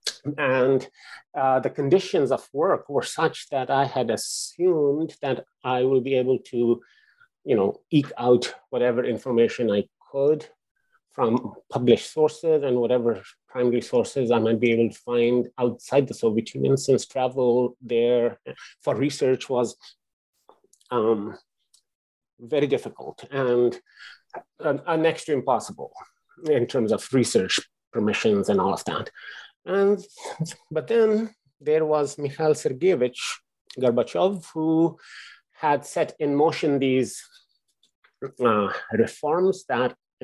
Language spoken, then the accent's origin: English; Lahore, Punjab, Pakistan; moved away; I grew up in Pakistan